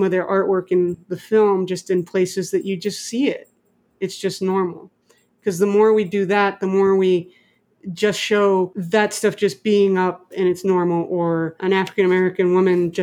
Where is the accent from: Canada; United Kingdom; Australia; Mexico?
Mexico; moved away; I grew up in Mexico too. I didn't grow up here.